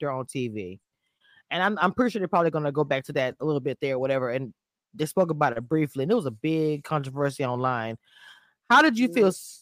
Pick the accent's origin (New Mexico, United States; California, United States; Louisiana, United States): Louisiana, United States; I'm from Louisiana